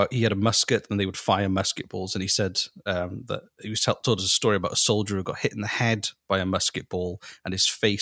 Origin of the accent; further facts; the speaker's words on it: United Kingdom; I'm not. North American. I'm British.